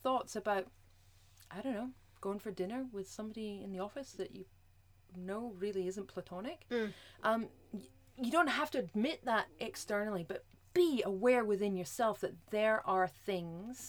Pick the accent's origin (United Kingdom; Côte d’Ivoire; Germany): United Kingdom; Scotland; I'm Scottish, I roll my R's